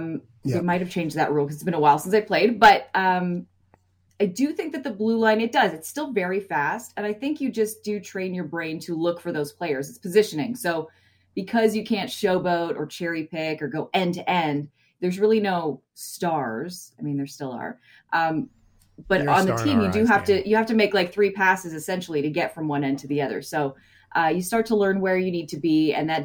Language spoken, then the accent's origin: English; Ontario, Canada; growing up in Ontario, I played here